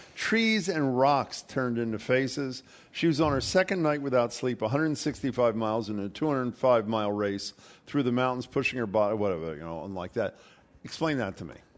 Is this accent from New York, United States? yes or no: no; Philadelphia, Pennsylvania, United States; moved away; listening to the Philadelphia Phillies, my hometown team